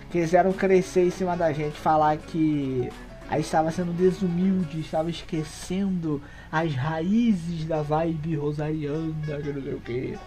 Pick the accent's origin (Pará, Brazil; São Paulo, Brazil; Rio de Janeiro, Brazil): Rio de Janeiro, Brazil